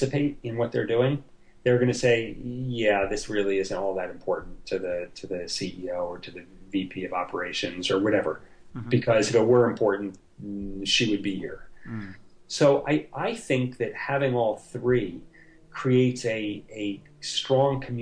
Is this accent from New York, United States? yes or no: yes; New York, United States; I'm from New York, and so I'm a New York Jet fan